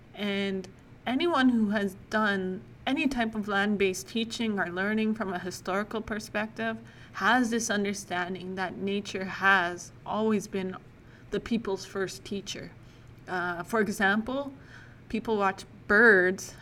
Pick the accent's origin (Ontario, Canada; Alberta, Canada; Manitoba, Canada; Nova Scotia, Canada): Alberta, Canada; Lac La Biche; also born or lived in Saskatchewan; I spent most of my life growing up in Biche, Alberta